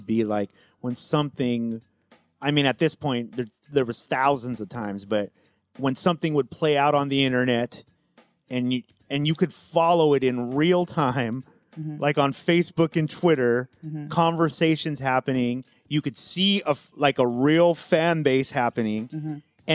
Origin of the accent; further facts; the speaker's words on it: San Diego, California, United States; somebody who didn't grow up in LA. I grew up in San Diego